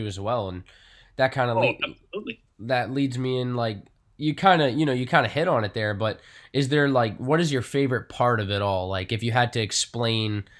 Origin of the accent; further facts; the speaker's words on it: Long Island, New York, United States; I grew up on Long Island